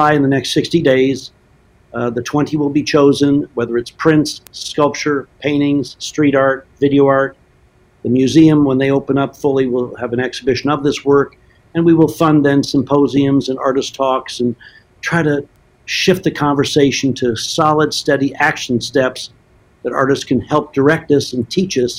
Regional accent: Portland, Oregon, United States; I grew up in Portland.

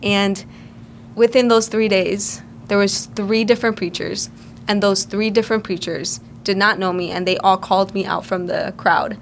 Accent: Cleveland, Ohio, United States; also born or lived in Puerto Rico; I was born in Puerto Rico. Um, we moved, me and my family moved here when I was five years old. I was raised in Cleveland my entire life

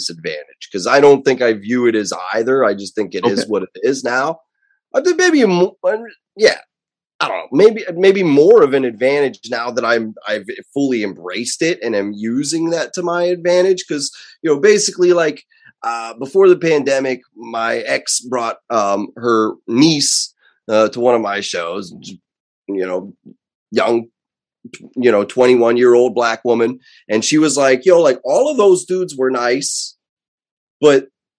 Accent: Blairsville, Pennsylvania, United States; I have a buddy from home, from my hometown in Blairsville, Pennsylvania.

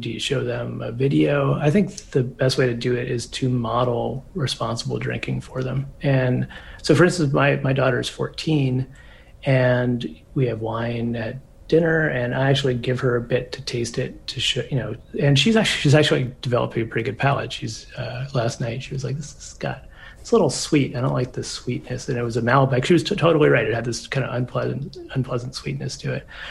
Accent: United States; I come from maybe more of a northern drinking culture, just from being American

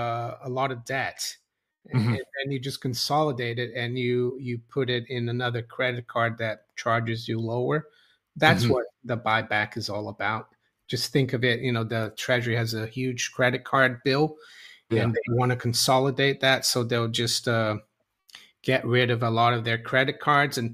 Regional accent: Brazil; moved away; when I grew up in Brazil

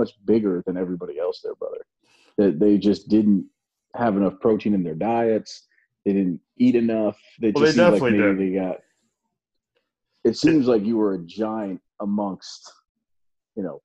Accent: Long Island, New York, United States; moved away; Long Island, brother. It wasn't even the city, brother. I'm from the suburbs

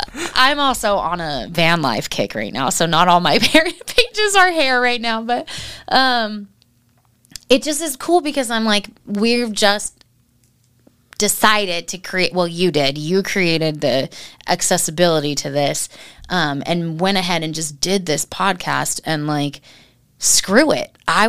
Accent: Oregon, United States; I'm an Oregon girl. I grew up in Oregon.

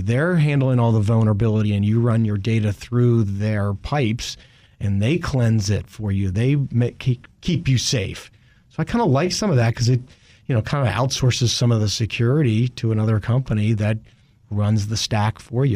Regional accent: Richmond, Virginia, United States; I grew up in Richmond

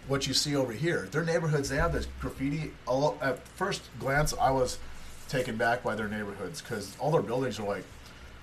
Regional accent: United States; I'm an American

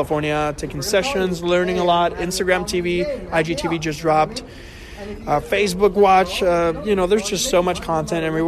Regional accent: Puerto Rico; moved away; I'm from Puerto Rico originally

